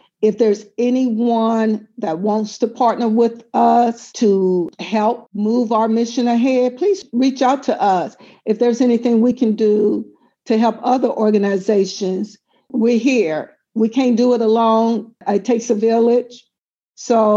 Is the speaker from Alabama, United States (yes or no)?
yes; Tuskegee, Alabama, United States; I'm from Tuskegee. I was born in a hospital.